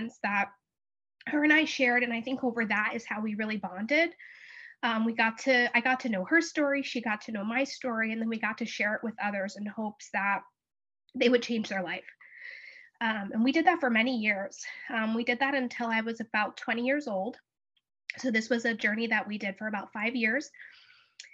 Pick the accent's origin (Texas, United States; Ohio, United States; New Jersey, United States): New Jersey, United States; I'm from New Jersey